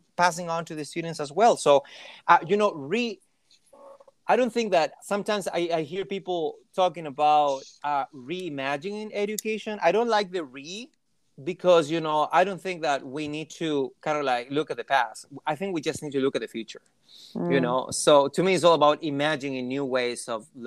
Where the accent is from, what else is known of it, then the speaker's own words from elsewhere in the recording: Chile; first language Spanish; English is a second language; moved away as an adult; now in United States; when I was back home, you know, I was just a regular Chilean person